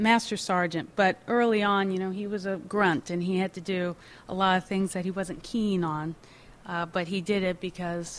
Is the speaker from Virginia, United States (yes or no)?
yes; Virginia, United States; now in Massachusetts, United States; I'm from Virginia, but I live in Massachusetts now